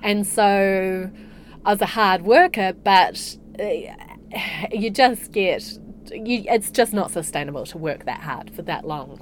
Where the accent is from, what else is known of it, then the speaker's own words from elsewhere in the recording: Hamilton, Waikato, New Zealand; also born or lived in Morrinsville / Dublin, Ireland / Singapore; now in Queenstown, New Zealand; I'm a Waikato girl originally. So I spent the first six years of my life on a dairy farm in Morrinsville. And then my family moved to Waikato and I went to school there.